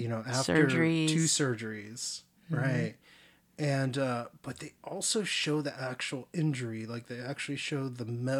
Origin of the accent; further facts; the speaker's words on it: California, United States; You know, I was raised near Los Angeles. I mean, you know, well, not in it, but around it.